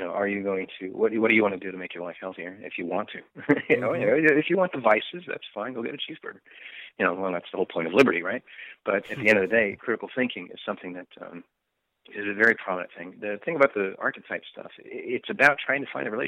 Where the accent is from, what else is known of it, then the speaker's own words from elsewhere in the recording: Bellevue, Washington, United States; moved away; also born or lived in Issaquah / Redmond; I'm from the Northwest. I'm from the Seattle area. I grew up in Bellevue, Issaquah, and Redmond area, primarily